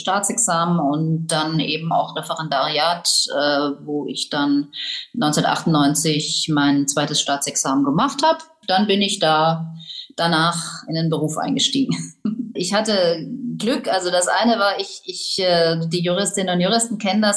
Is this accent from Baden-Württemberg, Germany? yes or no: yes; Tübingen, Baden-Württemberg, Germany; moved away as an adult; also born or lived in Freiburg / Cologne / Paris; Ich komme aus Tübingen, wo ich Abi gemacht habe